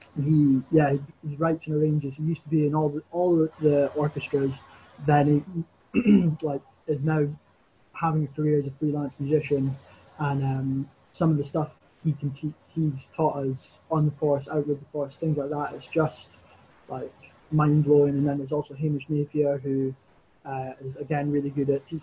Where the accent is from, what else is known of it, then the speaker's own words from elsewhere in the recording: Crieff, Scotland, United Kingdom; I'm from Creef